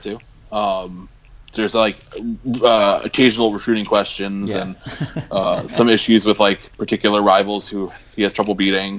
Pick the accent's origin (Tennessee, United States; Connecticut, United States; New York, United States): Connecticut, United States; Stamford; my hometown of Stamford, Connecticut